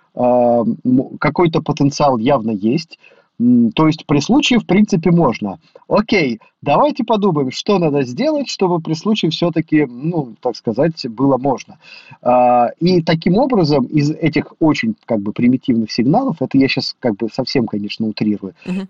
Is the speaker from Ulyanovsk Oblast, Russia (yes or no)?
yes; Ulyanovsk, Ulyanovsk Oblast, Russia; я из Ульяновска